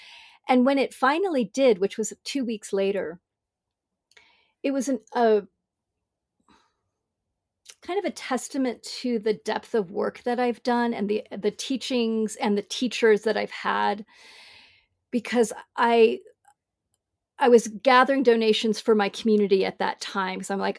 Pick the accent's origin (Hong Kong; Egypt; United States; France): Hong Kong; also born or lived in Bangkok / Singapore; I grew up in big cities. I grew up in Hong Kong and Bangkok and Singapore.